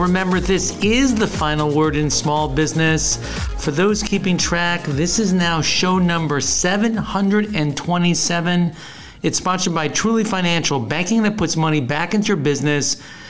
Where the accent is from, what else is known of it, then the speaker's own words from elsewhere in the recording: New Jersey, United States; also born or lived in Arizona; now in Chicago, United States; Being from New Jersey and now living in Chicago and Arizona